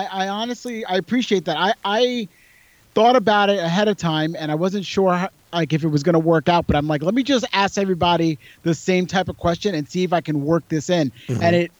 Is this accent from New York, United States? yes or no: yes; New York City, New York, United States; also born or lived in Warwick, New York / Hoboken, New Jersey / Brooklyn, New York; I was born in the Bronx in New York City, one of the boroughs of New York City, the Bronx. And I was there till about 12. Then I moved a little bit upstate, like to a suburb of New York City, about, let's say, 60 miles away. And it's called Warwick, New York.